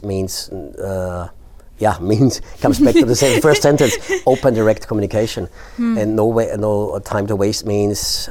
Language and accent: English; Austria; first language German; English is a second language; now in Norway; my home country, Austria.